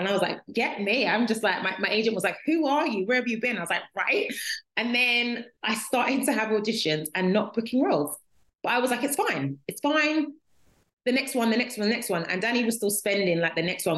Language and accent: English; London, United Kingdom; I'm from London. I'm a Londoner.